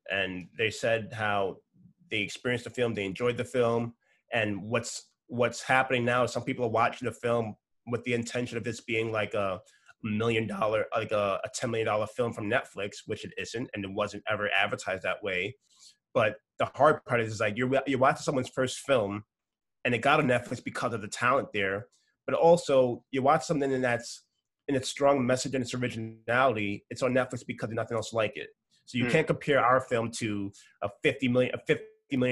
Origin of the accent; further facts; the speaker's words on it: New York City, New York, United States; my parents are Nigerian and I grew up in a Nigerian household, born in New York City